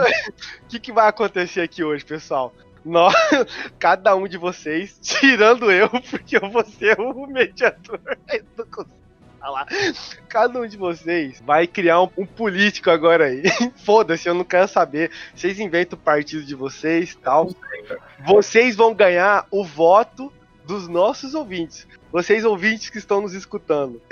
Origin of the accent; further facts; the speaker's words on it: Cuiabá, Mato Grosso, Brazil; Nós somos de Cuiabá